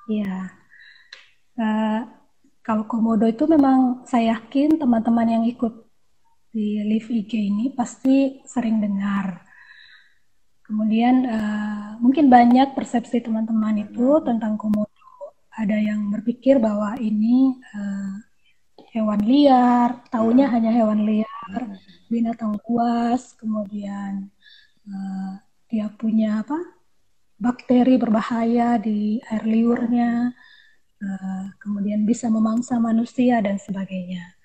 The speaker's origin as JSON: {"language": "Indonesian", "region": "East Nusa Tenggara", "country": "Indonesia", "said": "Saya dari Flores, dari tepatnya di Manggarai Timur."}